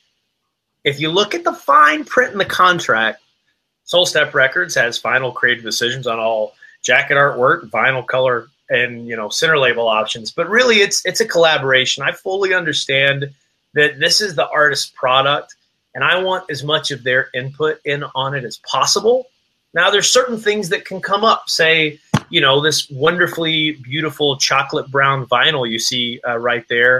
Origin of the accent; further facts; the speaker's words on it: Appalachian Mountains, Southwest Virginia, United States; I was born and raised in the Appalachian Mountains, Southwest Virginia, near the Cumberland Gap